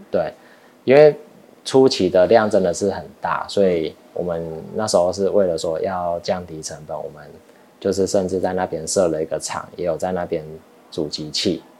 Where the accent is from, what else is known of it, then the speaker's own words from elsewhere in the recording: Taiwan; also born or lived in United States; 我们台湾人是比较看，看头衔